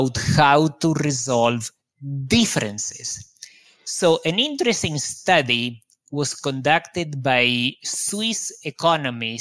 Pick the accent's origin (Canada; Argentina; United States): Argentina; moved away; also born or lived in Israel; I grew up in Argentina, where there is a great deal of corruption.